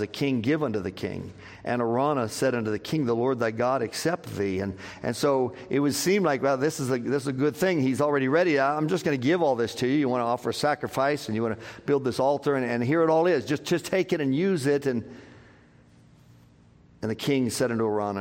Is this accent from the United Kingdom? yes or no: yes; Scotland, United Kingdom; as a Scottish man.